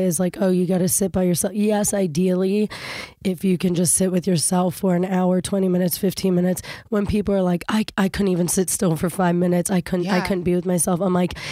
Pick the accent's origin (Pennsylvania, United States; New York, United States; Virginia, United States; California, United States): Virginia, United States; Fairfax County; also born or lived in Kenya; I grew up in Fairfax County, Virginia. I was born in Africa, in Kenya